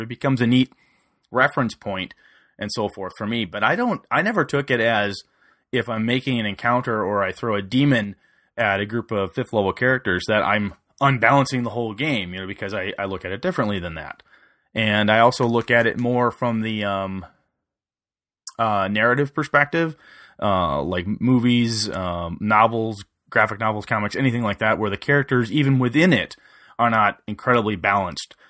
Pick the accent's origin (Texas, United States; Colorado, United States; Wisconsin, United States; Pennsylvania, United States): Wisconsin, United States; He lives in my hometown